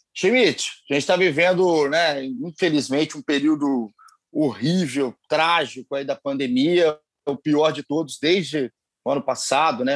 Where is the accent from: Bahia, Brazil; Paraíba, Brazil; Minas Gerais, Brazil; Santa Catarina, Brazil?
Minas Gerais, Brazil; Juiz de Fora; Somos mineiros, somos mineiros, Juiz de Fora